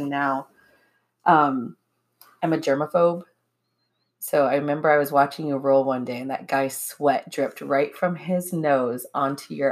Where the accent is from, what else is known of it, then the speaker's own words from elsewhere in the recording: Hawaii, United States; also born or lived in Michigan; we're from Hawaii